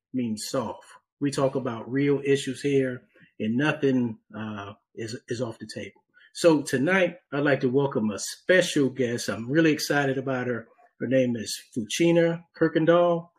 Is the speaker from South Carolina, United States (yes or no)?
yes; Charleston, South Carolina, United States; also born or lived in Harlem, New York; I spent most of my time growing up in Charleston after we moved from Harlem when I was about 10.